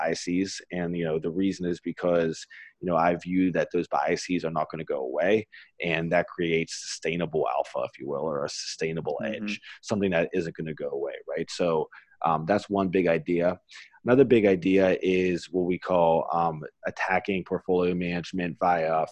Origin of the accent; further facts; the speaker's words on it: Pittsburgh, Pennsylvania, United States; I'm from Pittsburgh